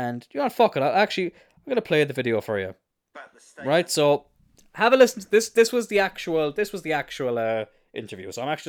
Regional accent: Ireland; here in Ireland

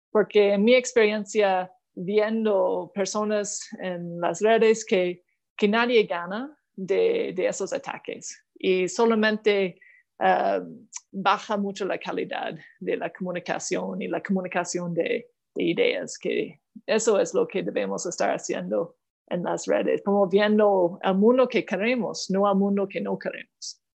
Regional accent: Canada; en mi pueblo, solo en un solo idioma y entonces Ottawa, la capital de Canadá, ah, estaba muy lejos de, mi pueblo.

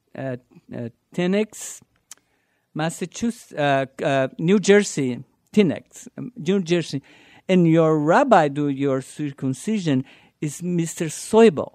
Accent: South Brazil, Brazil; English is a second language; moved away as an adult; now in United States; I'm from South Brazil, and we have, like, a lot of influence of, uh, Argentinian, uh, churrasco

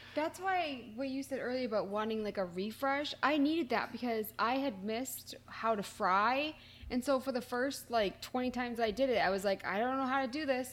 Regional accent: near Boston, Massachusetts, United States; I'm not from Boston, but I'm from near Boston

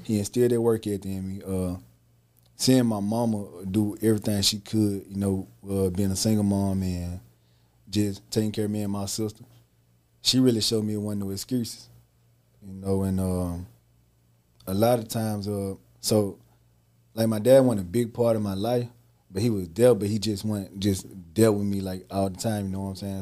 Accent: Holly Springs, Mississippi, United States; I'm from Holly Springs, Mississippi

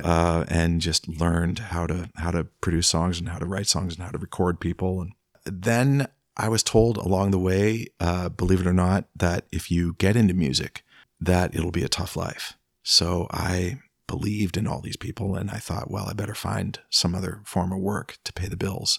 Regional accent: Peterborough, Ontario, Canada; I grew up in Peterborough

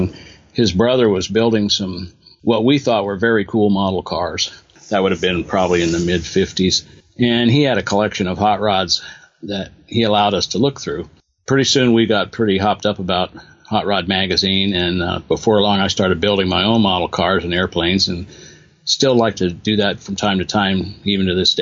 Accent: Albuquerque, New Mexico, United States; I grew up in New Mexico in Albuquerque

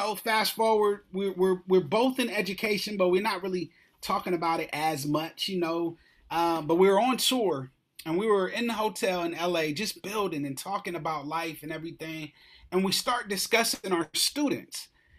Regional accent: Columbus, Ohio, United States; I am from Columbus, Ohio.

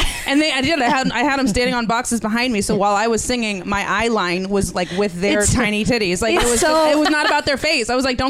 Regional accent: Northern California, United States; also born or lived in Los Angeles / New York; It's weird because I'm from here. I'm from California, woo-woo. Northern California.

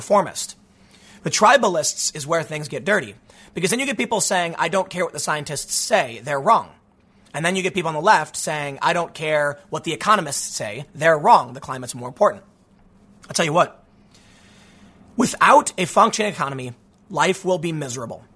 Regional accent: Chicago, Illinois, United States; growing up on the South Side

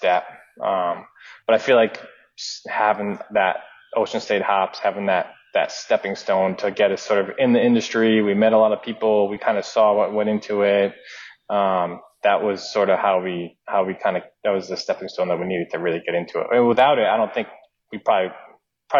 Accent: Rhode Island, United States; also born or lived in Vermont; finished school in Vermont, moved back home to Rhode Island

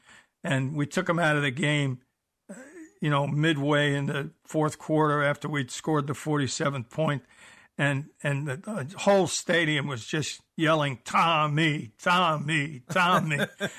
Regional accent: New York, United States; accent: New York; also born or lived in Buffalo; I lost my New York accent, but I never quite got the Canadian part of it. Although I spent 11 years in Buffalo

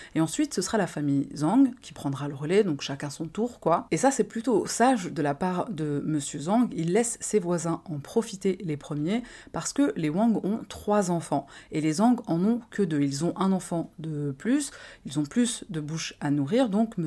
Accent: France; chez nous en France

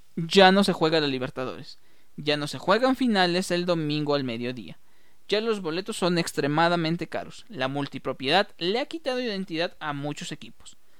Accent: Mexico; como los mexicanos la conocemos

